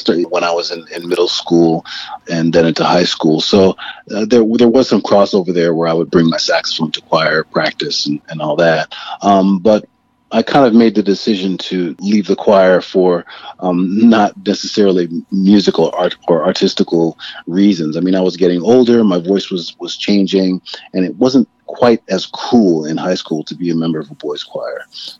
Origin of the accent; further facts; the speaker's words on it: New Haven, Connecticut, United States; moved away as an adult; also born or lived in London; now in New York, United States; I was born in London and finally settled in New Haven when I was about 10 years old or so. We moved down around a few places before we actually ended up in New Haven.